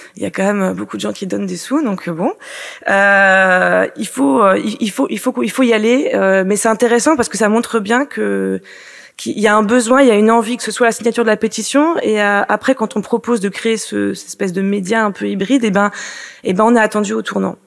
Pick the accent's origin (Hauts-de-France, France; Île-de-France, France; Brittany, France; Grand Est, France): Brittany, France; Finistère; je suis bretonne, euh, je suis finistérienne